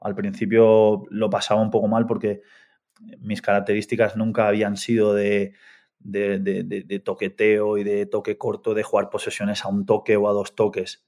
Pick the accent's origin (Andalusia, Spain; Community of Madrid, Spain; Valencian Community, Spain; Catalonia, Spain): Catalonia, Spain; Artesa de Segre; moved away as an adult; also born or lived in Argentina / Barcelona / England; yo soy argentino, Llegué a España con ocho años, me fui a vivir a un pueblo muy pequeñito al lado de Lérida, en Artesa de Segre